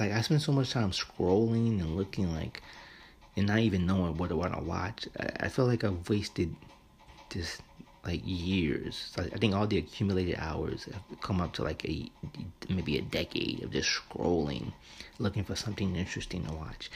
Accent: United States; especially here in America, we are kind of raised with this sort of, you know, I'm American

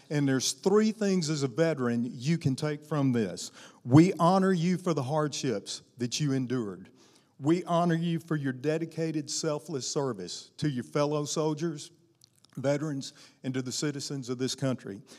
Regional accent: Arkansas, United States; also born or lived in Tennessee / Louisiana; now in Alabama, United States; I was raised in Arkansas

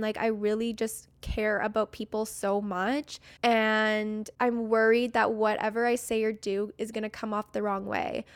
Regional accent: Canada; I'm from Canada

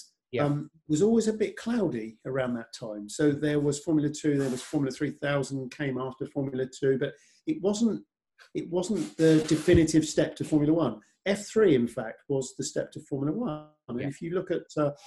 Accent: near Oxford, South East England, United Kingdom; I was 30 miles from Silverstone, lived near Oxford.

